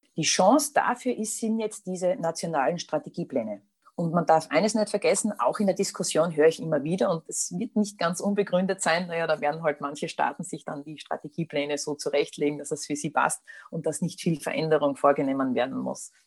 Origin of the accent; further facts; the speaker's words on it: Austria; also born or lived in Styria; bei uns in Österreich